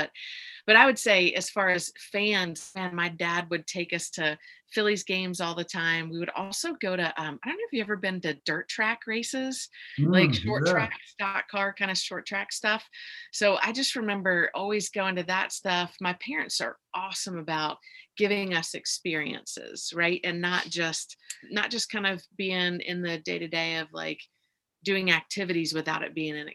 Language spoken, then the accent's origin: English; West Chester, Pennsylvania, United States; I grew up in right outside of Philadelphia in Westchester, Pennsylvania